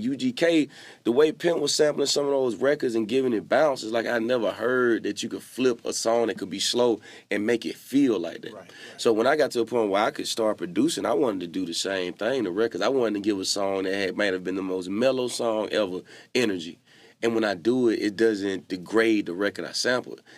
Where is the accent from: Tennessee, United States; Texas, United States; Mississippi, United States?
Mississippi, United States; I'm from Mississippi